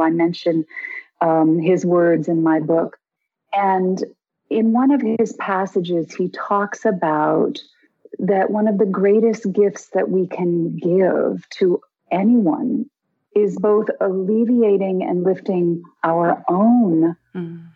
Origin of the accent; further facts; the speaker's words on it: Connecticut, United States; moved away; also born or lived in Hawaii; I grew up in Connecticut